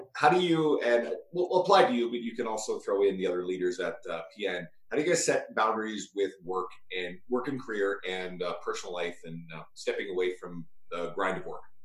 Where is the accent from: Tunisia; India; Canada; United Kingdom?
Canada; rural Newfoundland, Newfoundland and Labrador; I'm from New, like rural Newfoundland originally